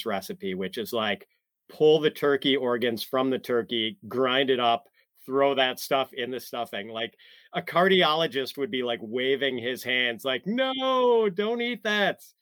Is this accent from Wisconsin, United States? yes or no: yes; Wisconsin, United States; I grew up in Wisconsin